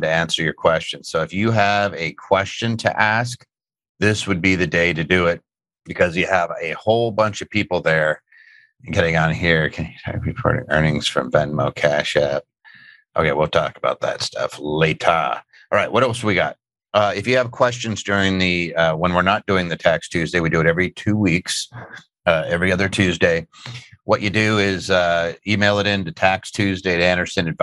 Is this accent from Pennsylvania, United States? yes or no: yes; Philadelphia, Pennsylvania, United States; I grew up in Philadelphia